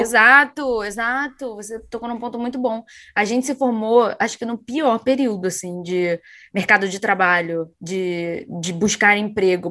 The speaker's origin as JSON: {"language": "Portuguese", "town": "São João de Meriti", "region": "Rio de Janeiro", "country": "Brazil", "tie": "born or raised there", "also_born_or_lived": "Niterói", "moved": "as an adult", "said": "eu me mudei de São João de Meriti para Niterói"}